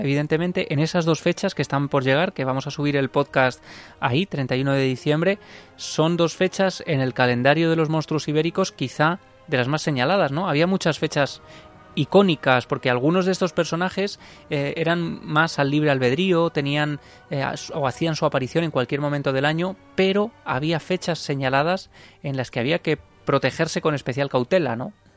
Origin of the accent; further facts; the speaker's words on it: Ciudad Real, Castilla-La Mancha, Spain; yo soy de Ciudad Real